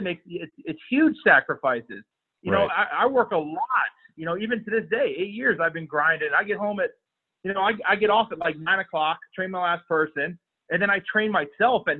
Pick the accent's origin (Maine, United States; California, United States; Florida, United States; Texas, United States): Florida, United States; also born or lived in Toledo, Ohio; I'm from Florida, so living in Toledo, Ohio was pretty rough on me with the weather and the snow and everything else